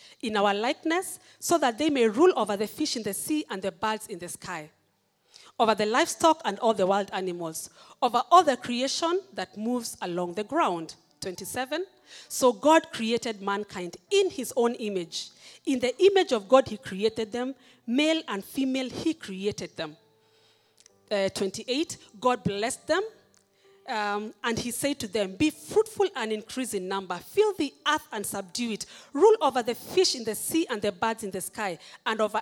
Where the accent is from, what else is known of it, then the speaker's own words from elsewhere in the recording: Kenya; I am a Kenyan. I'm proud to be